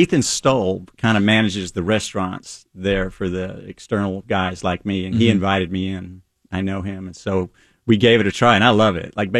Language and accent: English; Dallas, Texas, United States; now in Seattle, United States; I grew up in Dallas, which is East Texas, which is more like the rest of the South, more pig and sauce